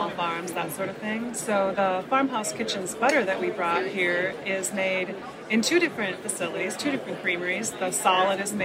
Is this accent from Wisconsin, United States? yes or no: yes; Green Bay, Wisconsin, United States; I grew up in Green Bay, Wisconsin